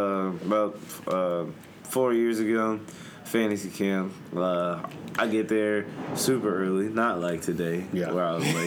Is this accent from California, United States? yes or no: no; McKinney, Texas, United States; also born or lived in Waco, Texas; So, my mom and dad, we all lived up in Dallas, McKinney specifically, is like North Dallas